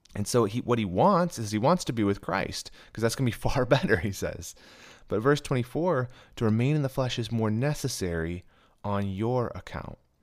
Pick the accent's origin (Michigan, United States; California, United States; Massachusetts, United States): Michigan, United States; moved away; I was actually candidating at a church in my hometown of Michigan